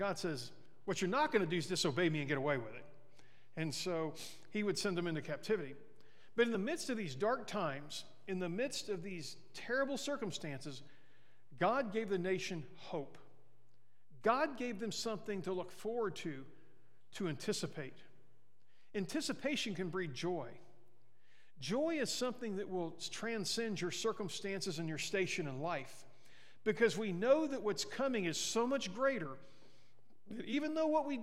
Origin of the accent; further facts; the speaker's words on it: Mexico, Missouri, United States; now in Sierra Vista, United States; my hometown in Missouri, in Mexico